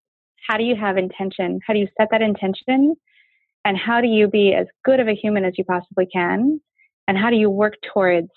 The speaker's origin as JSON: {"language": "English", "town": "Fairbanks", "region": "Alaska", "country": "United States", "tie": "born or raised there", "said": "I grew up in Fairbanks, Alaska. My mom went up to Alaska when I was tiny to work on the pipeline"}